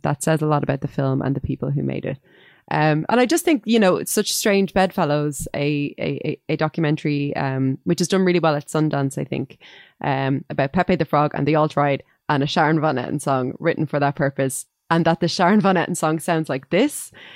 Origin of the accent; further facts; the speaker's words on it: Dublin, Leinster, Ireland; I grew up near the area where Bono grew up, and there weren't many orange men um, running around Finglas East